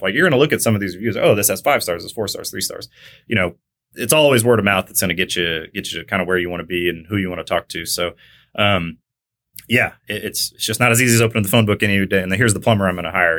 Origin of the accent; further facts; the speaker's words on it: McKinney, Texas, United States; also born or lived in Kansas; originally from Kansas, grew up in North Dallas, which wasn't really North Dallas back then, it was McKinney. Uh, Texas